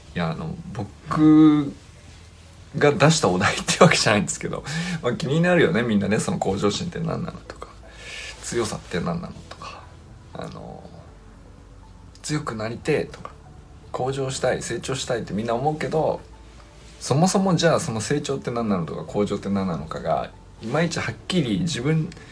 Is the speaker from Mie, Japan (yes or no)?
no; Niigata, Japan; 僕新潟出身